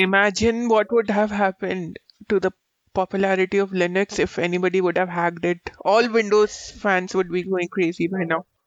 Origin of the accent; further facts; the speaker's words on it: India; As an Indian